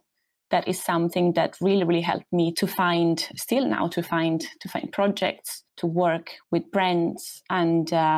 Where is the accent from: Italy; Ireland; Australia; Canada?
Italy; Southern Italy; moved away as an adult; also born or lived in Rome, Italy; now in London, United Kingdom; I'm from Italy, from south of Italy.